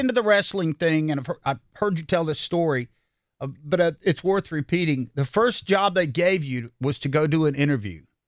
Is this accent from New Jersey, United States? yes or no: no; Salisbury, North Carolina, United States; I grew up in Salisbury, North Carolina, and lived around this area all my life